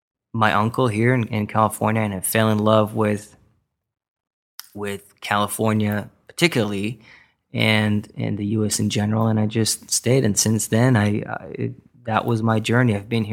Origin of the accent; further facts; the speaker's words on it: Israel; moved away as an adult; now in Westlake Village, United States; I was born and raised in Israel, yep.